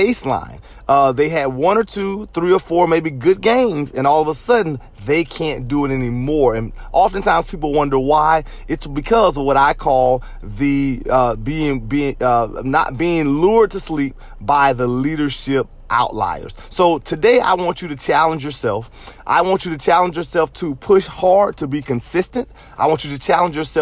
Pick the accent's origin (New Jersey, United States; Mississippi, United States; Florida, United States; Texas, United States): Florida, United States; Jacksonville; I grew up in Jacksonville, Florida, so I represent the Jacksonville Jaguars